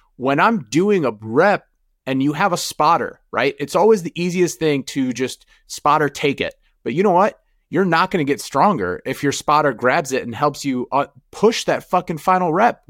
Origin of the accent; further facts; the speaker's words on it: United States; also born or lived in Jordan; Growing up in America